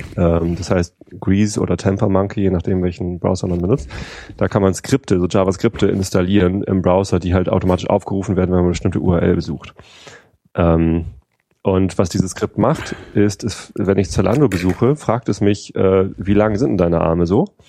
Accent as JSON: {"language": "German", "country": "Germany", "said": "bei uns in Deutschland"}